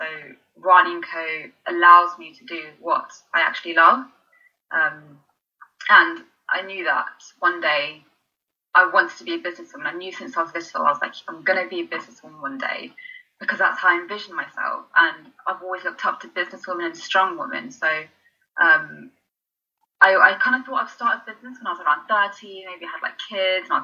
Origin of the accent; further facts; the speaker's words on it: London, United Kingdom; also born or lived in Birmingham; I'm from London